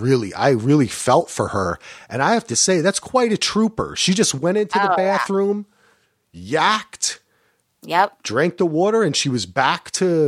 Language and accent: English; New Jersey, United States; They say Giudice, but see, I'm from Jersey, so I would say Giudice.